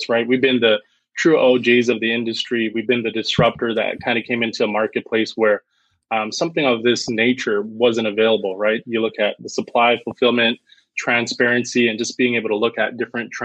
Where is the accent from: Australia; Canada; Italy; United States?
Canada